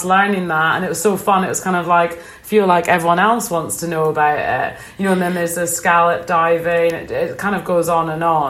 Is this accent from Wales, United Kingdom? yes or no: no; Ullapool, Scotland, United Kingdom; me growing up in Ullapool